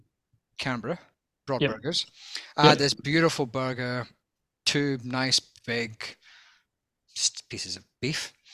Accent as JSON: {"language": "English", "region": "Scotland", "country": "United Kingdom", "said": "obviously I'm Scottish, I'm no longer part of Europe after Brexit"}